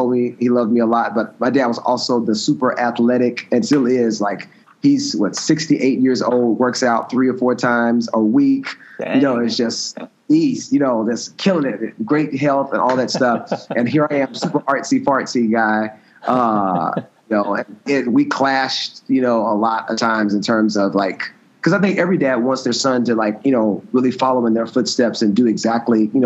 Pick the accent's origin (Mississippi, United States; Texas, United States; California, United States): Mississippi, United States; Moss Point; moved away as an adult; also born or lived in Alabama; I actually was born in Moss Point, Mississippi, which is a small town on the Mississippi Gulf Coast. Grew up in a Christian home.